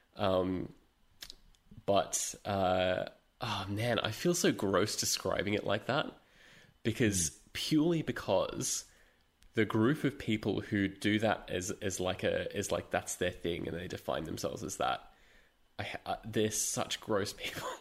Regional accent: London, United Kingdom; moved away; I was born in London

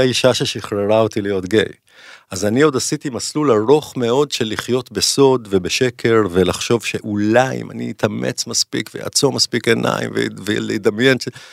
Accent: Jerusalem, Jerusalem District, Israel; כשאני גדלתי בירושלים, משפחה טובה כזאת

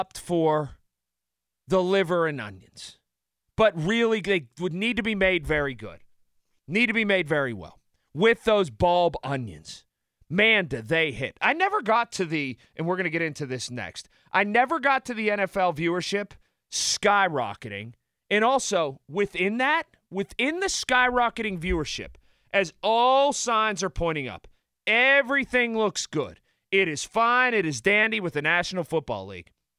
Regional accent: Sharpsburg, Pennsylvania, United States; when I grew up in Sharpsburg

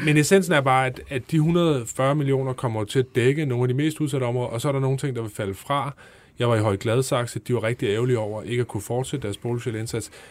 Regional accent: Holbæk, Zealand, Denmark; Jeg kommer selv fra Holbæk

